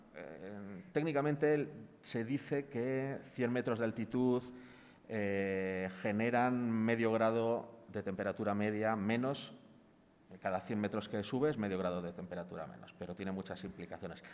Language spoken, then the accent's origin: Spanish; Palencia, Castile and León, Spain; yo por ejemplo soy de Palencia